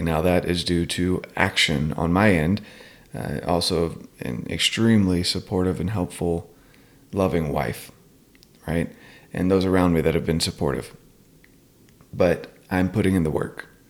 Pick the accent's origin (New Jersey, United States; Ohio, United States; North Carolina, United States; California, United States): North Carolina, United States; I'm from North Carolina